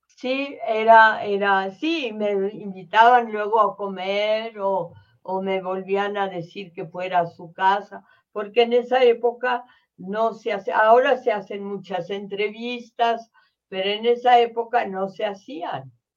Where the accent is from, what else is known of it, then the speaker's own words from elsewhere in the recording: Mexico; Tanto en mi país